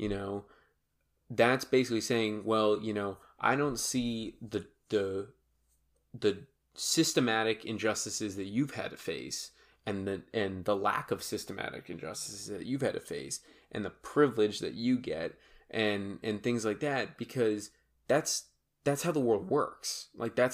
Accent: Massachusetts, United States; I'm from Massachusetts

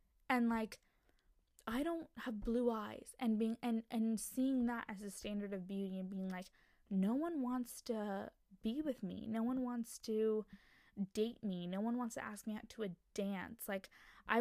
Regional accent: United States; female Indian American standpoint

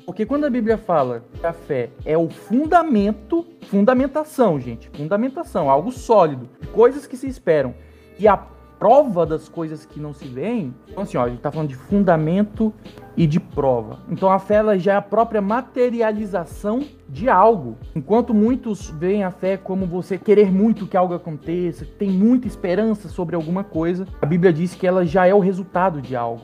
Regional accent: interior of Pará, Brazil; Eu sou do interior do Pará, é, cresci num berço evangélico

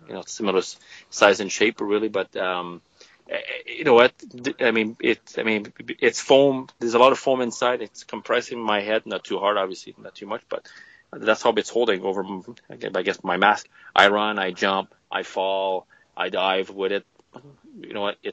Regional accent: Canada; we're Canadian.

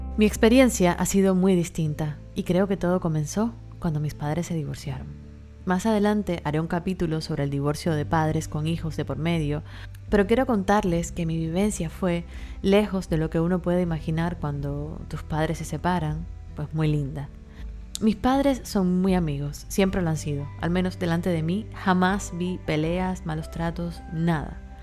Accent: Cuba; now in Miami, United States; mi país, en Cuba

